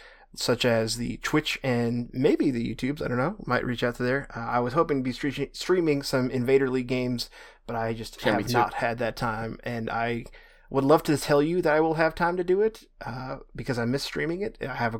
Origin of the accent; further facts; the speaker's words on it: New York, United States; I'm …, reminding you that I am in fact from New York.